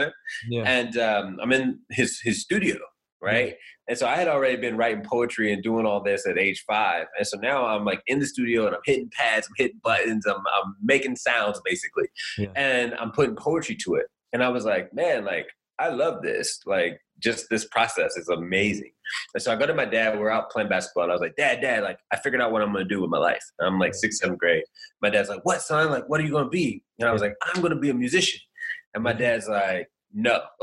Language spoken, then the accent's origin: English; Indiana, United States; I'm from Indiana, a little small town